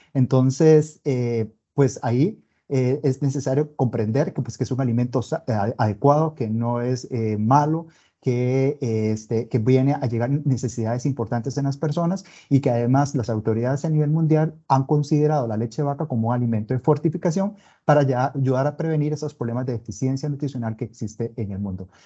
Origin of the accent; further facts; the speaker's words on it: Costa Rica; Soy costarricense